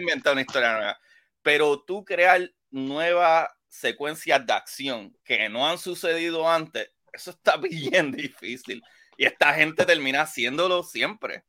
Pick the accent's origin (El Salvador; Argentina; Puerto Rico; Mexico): Puerto Rico; como puertorriqueño